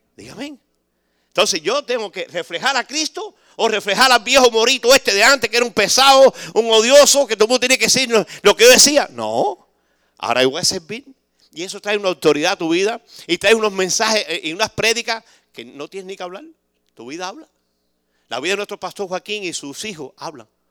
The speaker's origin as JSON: {"language": "Spanish", "country": "Cuba", "moved": "yes", "said": "somos bastante cubanos que estamos aquí"}